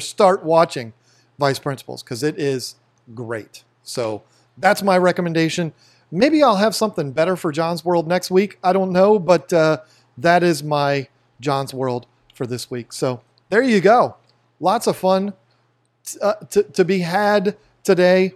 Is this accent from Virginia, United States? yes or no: yes; Fredericksburg, Virginia, United States; where we grew up in Fredericksburg, Virginia